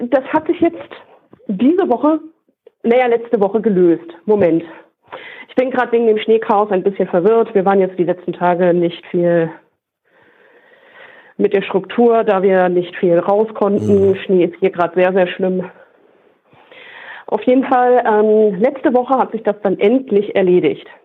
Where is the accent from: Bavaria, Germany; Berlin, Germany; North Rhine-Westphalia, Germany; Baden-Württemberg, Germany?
North Rhine-Westphalia, Germany; und ich komme aus dem Ruhrgebiet.